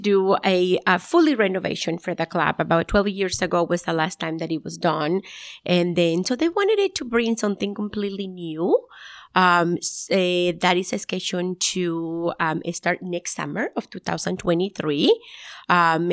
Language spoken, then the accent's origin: English; Nicaragua; moved away; So I'm from originally from Nicaragua, and then I moved to North